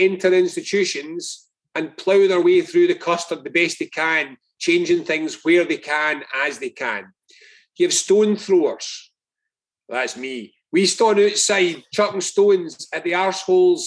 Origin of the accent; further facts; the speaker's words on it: Scotland, United Kingdom; I'm Scottish.